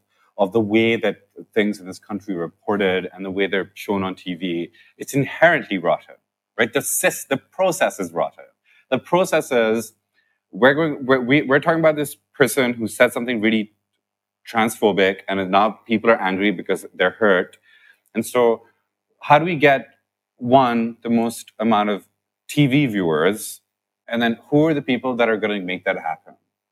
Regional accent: United Kingdom; There are ethical frameworks that we follow because we're British.

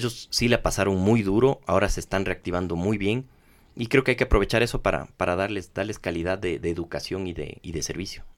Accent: Ecuador; somos ecuatorianos

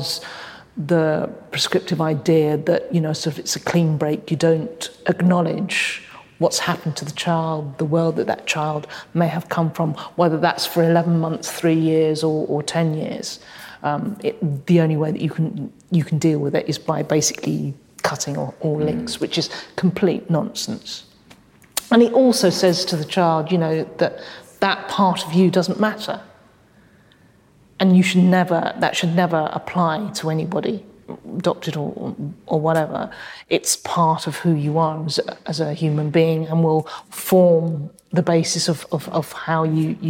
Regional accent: United Kingdom; born or raised there; first language English; also born or lived in Hong Kong

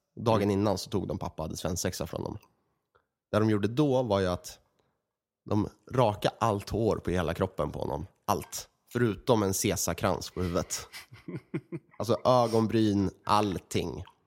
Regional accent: Örebro, Örebro County, Sweden; i Örebro, där vi kommer ifrån

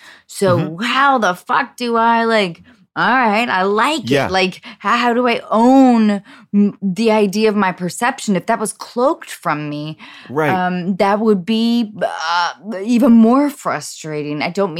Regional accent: Edmonds, Washington, United States; I felt ownership in my hometown of Edmonds, Washington.

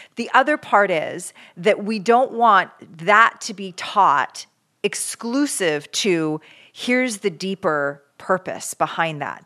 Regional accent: Canada; now in California, United States; as a Canadian

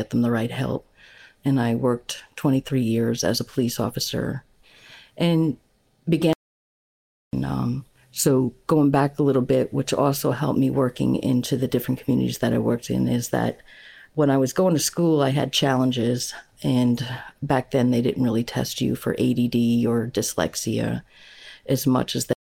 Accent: Long Island, New York, United States; moved away as an adult; also born or lived in Tiverton, Rhode Island / Fall River, Massachusetts / South Carolina; I'm a native New Yorker. I was born and raised on Long Island, New York

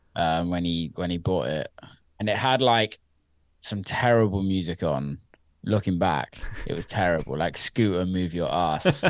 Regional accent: Somerset, South West England, United Kingdom; I grew up in around the county of Somerset in the U K, which I always say I'm from Bristol 'cause it's just easier to explain that to people that aren't from the U K.

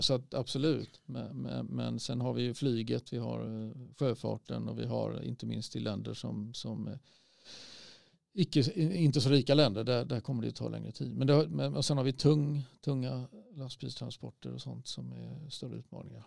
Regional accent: Sweden; vi som svenskar

